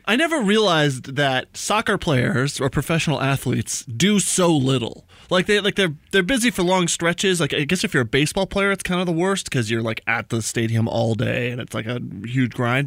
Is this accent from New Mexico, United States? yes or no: yes; New Mexico, United States; moved away; We're both from New Mexico